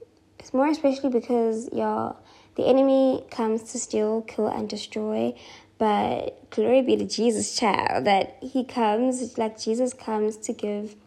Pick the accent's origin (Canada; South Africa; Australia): South Africa; Durban, KwaZulu-Natal; I am not moving from my hometown. I am not doing that. And I asked for a transfer, and they transferred me back to Durban